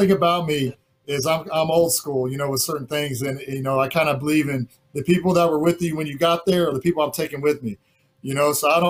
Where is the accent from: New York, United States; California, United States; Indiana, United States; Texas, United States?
Indiana, United States; moved away; I'm from Indiana originally. That's maybe the Midwest in me, the small town Indiana in me.